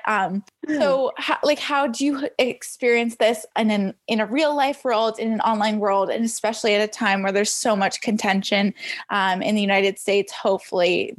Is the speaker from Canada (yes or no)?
yes; Canada; I'm Canadian.